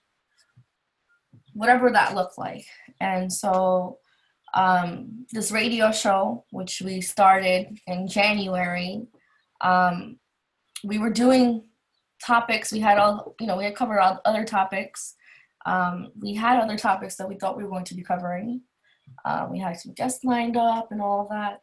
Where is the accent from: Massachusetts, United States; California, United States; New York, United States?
New York, United States; New York City; we're both from Queens, New York